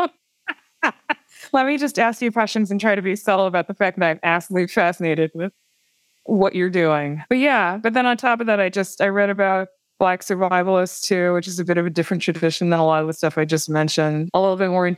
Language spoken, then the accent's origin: English; Wisconsin, United States; moved away; when I was growing up in Wisconsin